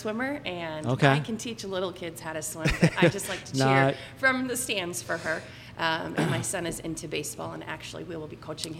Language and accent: English; Stillwater, Minnesota, United States; also born or lived in Aberdeen, South Dakota; now in Woodbury, United States; I grew up in Stillwater. I'm a Stillwater grad.